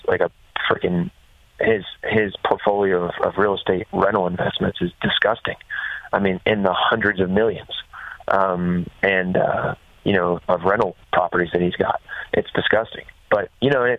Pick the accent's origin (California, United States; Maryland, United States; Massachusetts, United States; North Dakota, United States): Maryland, United States; Bud's Creek's in my home state